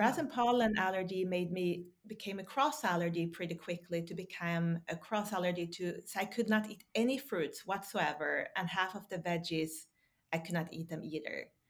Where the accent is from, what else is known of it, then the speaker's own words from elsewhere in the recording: Sweden; also born or lived in Texas; now in Norway; I grew up in Sweden